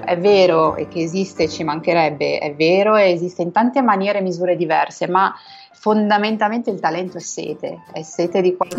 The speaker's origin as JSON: {"language": "Italian", "town": "Borgonovo Val Tidone", "region": "Emilia-Romagna", "country": "Italy", "tie": "born or raised there", "moved": "yes", "lives_now": "Madrid, Spain", "said": "sono originaria di Piace, della provincia di Piacenza, si chiama Borgonovo Valtidone, questo piccolo paesino di 6.000 anime"}